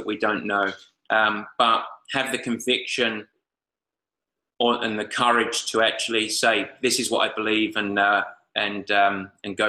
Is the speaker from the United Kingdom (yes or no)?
yes; England, United Kingdom; I'm English